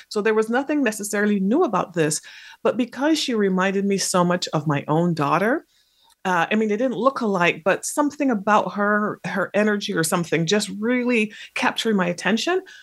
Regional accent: Barbados; also born or lived in England; now in United States; I spent most of my formative years in the Caribbean, which is where my parents had come from, um, and they had met in England. And, in that place was in Barbados.

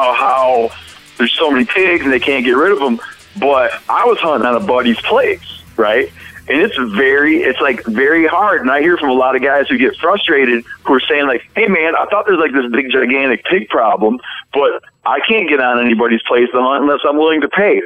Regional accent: Michigan, United States; when I was a kid, I grew up in Michigan.

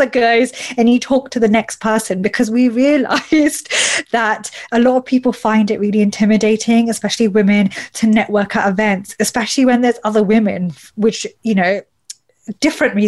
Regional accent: United Kingdom; I'm a British Asian woman

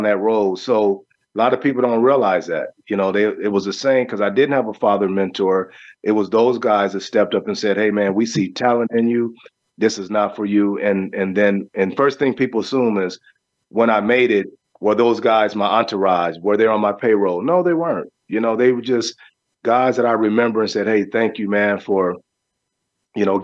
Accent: Los Angeles, California, United States; growing up in South Central L.A., it was all about the Raiders

